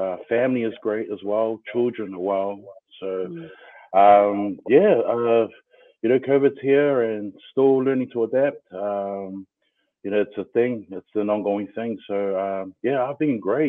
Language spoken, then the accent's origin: English; Auckland, New Zealand; born and bred in Otara